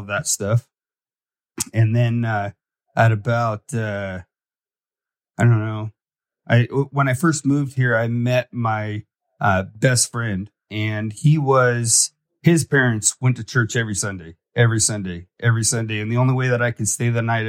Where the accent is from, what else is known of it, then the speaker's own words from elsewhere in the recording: Fort Lauderdale, Florida, United States; I grew up in Fort Lauderdale, and my parents were big into drugs and stuff